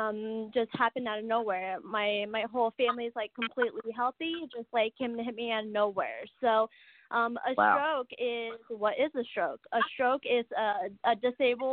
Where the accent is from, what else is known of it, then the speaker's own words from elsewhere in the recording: Arizona, United States; I was born in Arizona